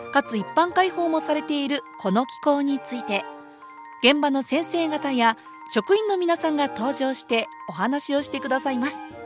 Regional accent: Nara, Japan; 私も奈良県出身なので

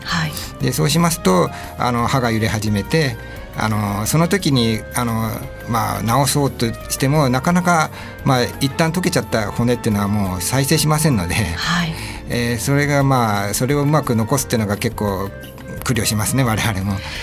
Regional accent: Nishitokyo, Tokyo, Japan; 私は西東京市で、まあ、ほ旧保谷市で、うん、あの生まれて、えー、小学校も中学校も保谷市内の小

